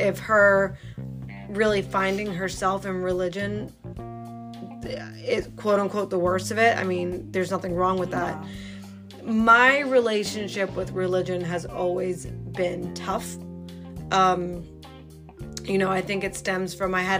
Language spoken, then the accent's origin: English; New York City, New York, United States; I had such a different experience than Lori growing up in the Bronx, and the real Bronx, not Riverdale.